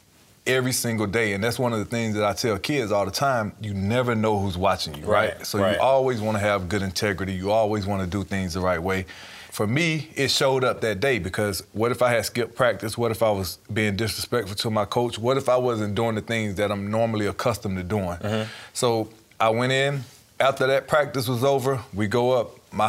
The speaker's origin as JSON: {"language": "English", "town": "Shellman", "region": "Georgia", "country": "United States", "tie": "born or raised there", "said": "just growing up in Shelman, Georgia, small town, everybody knows everybody."}